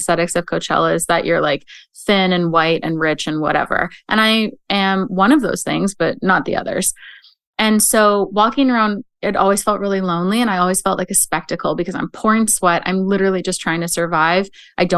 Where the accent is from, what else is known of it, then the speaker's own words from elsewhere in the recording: Canada; as a Canadian